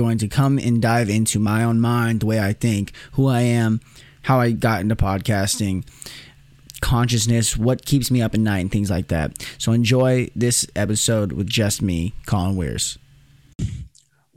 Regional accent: Henderson, Nevada, United States; I'm born and raised in Henderson, Nevada, which is right outside Las Vegas

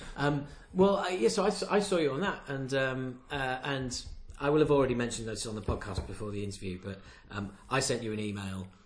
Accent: Knaresborough, Yorkshire and the Humber, United Kingdom; I'm from a little place called Knaresborough, which is next to Harrogate in Yorkshire

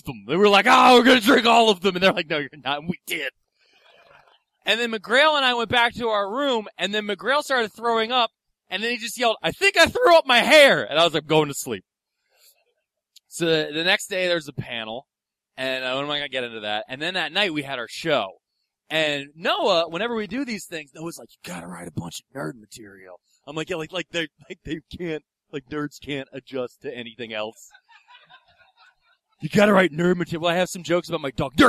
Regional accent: Philadelphia, Pennsylvania, United States; I'm from Philadelphia

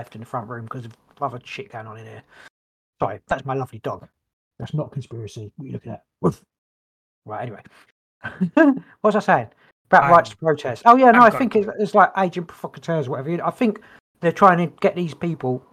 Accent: England, United Kingdom; we're English, British, whatever

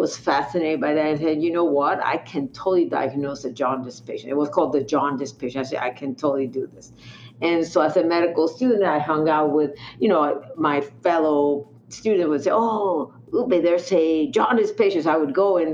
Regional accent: Mexico; moved away as an adult; I'm from Mexico. Also, all my studies, including medical school, internship, and residency, were all in Mexico.

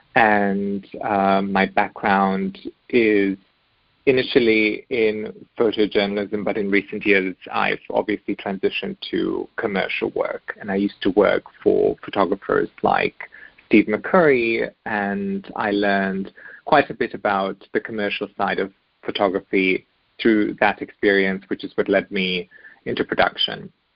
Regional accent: Germany; moved away; also born or lived in Bosnia; we eventually had made our way to Germany where I grew up

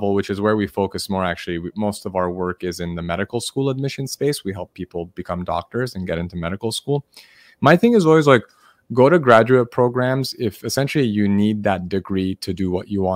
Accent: Los Angeles, California, United States; now in San Diego, United States; I was born in Los Angeles and now I live in San Diego

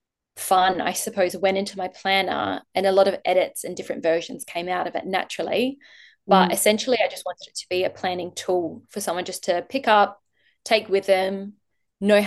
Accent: Adelaide, South Australia, Australia; I'm originally from Adelaide

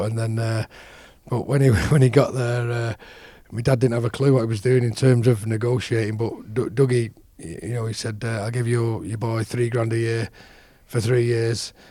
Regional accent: Salford, North West England, United Kingdom; my hometown club and um, and represent Salford

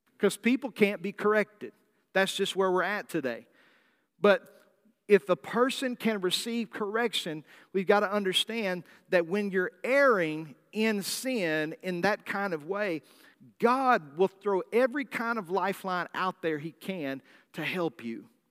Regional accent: Arkansas, United States; accent: Southern drawl; also born or lived in California; I'm a native Californian, although I speak with a Southern draw accent 'cause I was raised in Arkansas from the time I was five.

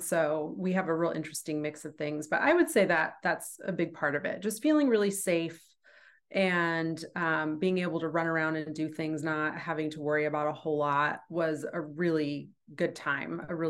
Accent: Manhattan, Kansas, United States; I was born in Manhattan.

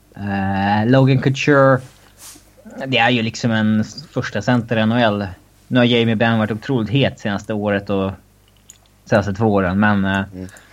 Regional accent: Sweden; som svensk

